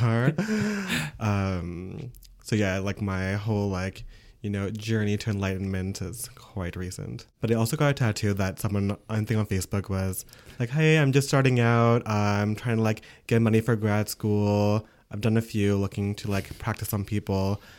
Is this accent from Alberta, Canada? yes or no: no; Ontario, Canada; first language English; now in Quebec, Canada; I'm from Ontario